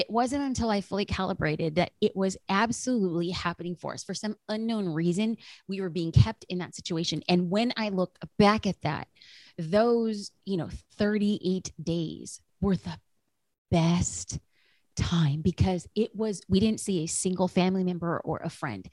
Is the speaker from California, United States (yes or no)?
yes; California, United States; we're from California